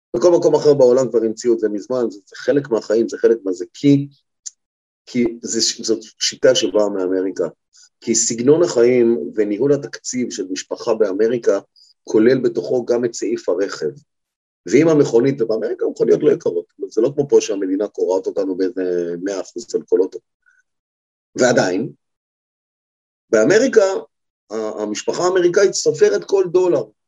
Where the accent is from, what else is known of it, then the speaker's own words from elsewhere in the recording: Israel; אנחנו ישראלים